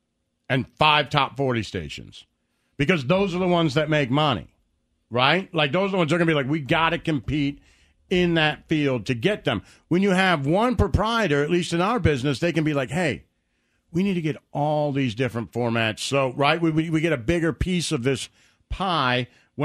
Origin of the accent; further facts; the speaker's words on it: Detroit, Michigan, United States; When I was growing up in Detroit, when it was everybody having, there was like 5 rock stations and 4 country stations